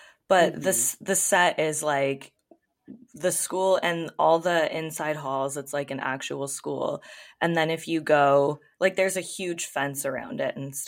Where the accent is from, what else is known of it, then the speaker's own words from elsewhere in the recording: Canada; as a Canadian